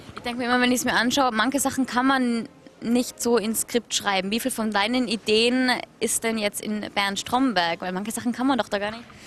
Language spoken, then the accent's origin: German; Austria; Ich als Österreicherin